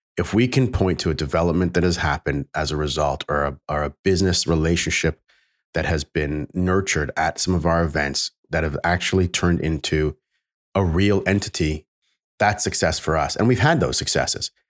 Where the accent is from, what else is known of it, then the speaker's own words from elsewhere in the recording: Canada; I'm Canadian